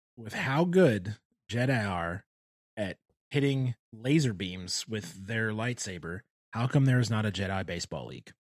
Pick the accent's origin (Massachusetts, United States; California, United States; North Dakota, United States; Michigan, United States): Michigan, United States; growing up in Michigan